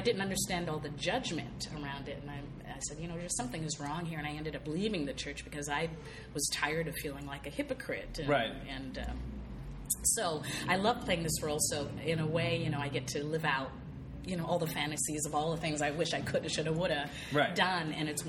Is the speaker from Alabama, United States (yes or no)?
no; San Diego, California, United States; moved away as an adult; now in Los Angeles, United States; I grew up in Church of Christ, which was no dancing, you know, because that led to sexual immorality. And, and I was basically a virgin until I was 21. That was in San Diego until I moved to L.A.